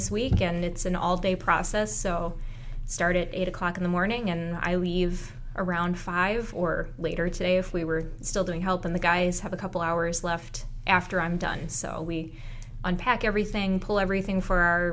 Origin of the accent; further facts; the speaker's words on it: Roseville, United States; I'm from Roseville